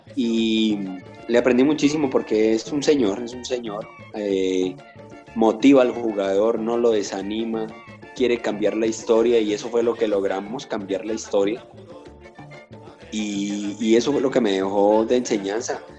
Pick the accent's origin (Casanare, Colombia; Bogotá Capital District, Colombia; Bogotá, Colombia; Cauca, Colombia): Cauca, Colombia; Popayán; moved away; yo de niño soy de Popayán, mi, ciudad más cercana era Cali